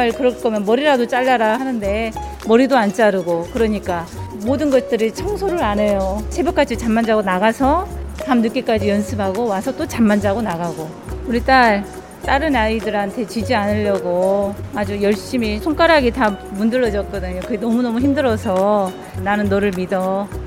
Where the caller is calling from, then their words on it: Mokpo, South Jeolla, South Korea; 네, 안녕하세요.